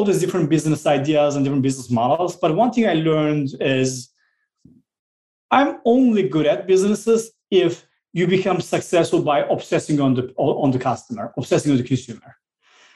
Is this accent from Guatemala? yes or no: no; Southeastern Anatolia, Turkey; now in United States; I grew up in a very small village called Drulova in the southeast part of Turkey, really mountainous, rural area